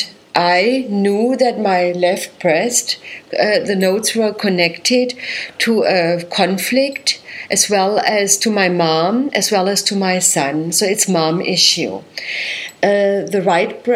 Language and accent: English; Germany; moved away as an adult; So I come from Germany, as you know, and I was working as a naturopathic doctor and a physical therapist there